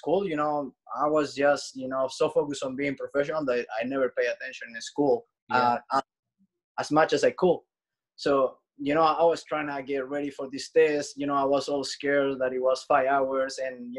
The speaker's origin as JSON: {"language": "English", "town": "Santiago", "region": "Santiago Metropolitan Region", "country": "Chile", "said": "Chile, Santiago."}